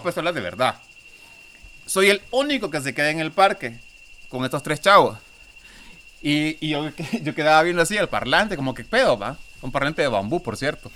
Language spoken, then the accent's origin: Spanish; Honduras; yo soy de Honduras